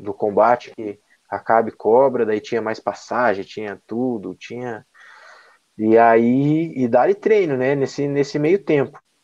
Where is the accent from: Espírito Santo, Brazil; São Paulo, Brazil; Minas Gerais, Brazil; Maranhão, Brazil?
Maranhão, Brazil; now in Curitiba, Brazil; sou lá do Maranhão, né? Morava eu e a minha mãe aqui só